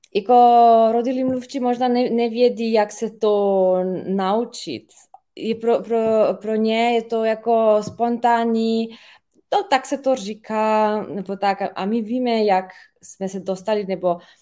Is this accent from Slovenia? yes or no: yes; Ljubljana, Slovenia; first language Slovenian; Czech is a second language; já jsem ze Slovinska, eh, z Lublany.